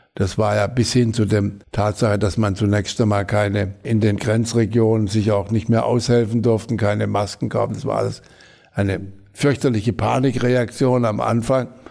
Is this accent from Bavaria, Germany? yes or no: no; Hornberg, Baden-Württemberg, Germany; ich bin aufgewachsen in der französischen Besatzungszone. Und in dem Haus, in dem meine Eltern oder wir zur Familie, also als, äh, eine Mietwohnung hatten, war auch der äh, in, in Hornberg, das ist die Heimat, meine Heimatstadt